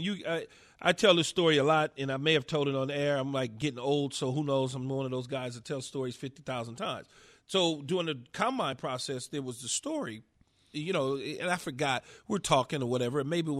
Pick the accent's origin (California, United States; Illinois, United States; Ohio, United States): California, United States; Los Angeles; I'm a poor guy growing up in South Los Angeles in an apartment building with 20 people in a two-bedroom.